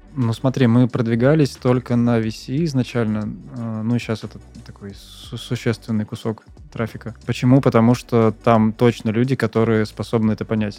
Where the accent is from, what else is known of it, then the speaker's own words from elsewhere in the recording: Saint Petersburg, Russia; я в Питере родился и работал в Питере